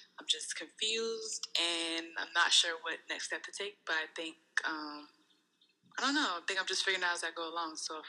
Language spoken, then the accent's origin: English; North Charleston, South Carolina, United States; North Charleston, South Carolina.